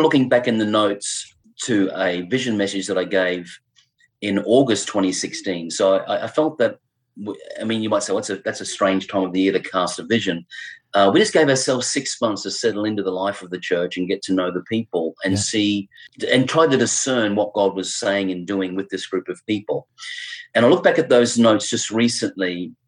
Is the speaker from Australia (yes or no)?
yes; Brisbane, Queensland, Australia; moved away as an adult; also born or lived in Adelaide / United Kingdom; return back to our home city, Brisbane. I was born here